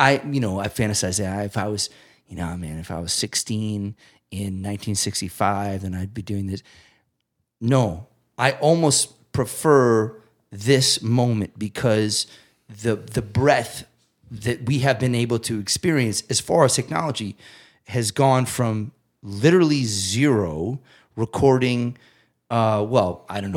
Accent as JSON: {"language": "English", "area": "south of Amherst", "region": "Massachusetts", "country": "United States", "tie": "born or raised there", "said": "I grew up fifteen minutes south of Amherst"}